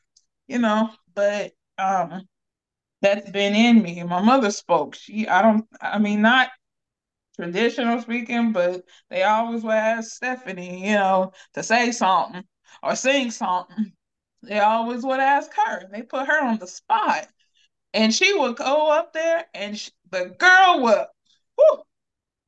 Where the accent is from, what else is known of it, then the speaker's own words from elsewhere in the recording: Akron, Ohio, United States; I'm from Akron, Ohio.